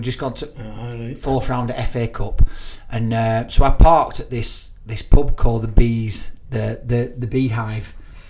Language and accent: English; Burnley, North West England, United Kingdom; I'm from Burnley.